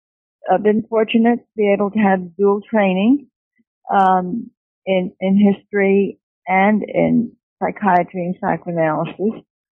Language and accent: English; New York City, New York, United States; I was born and educated in New York City.